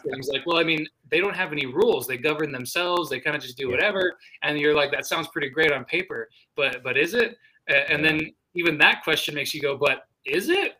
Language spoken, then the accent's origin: English; New Mexico, United States; my state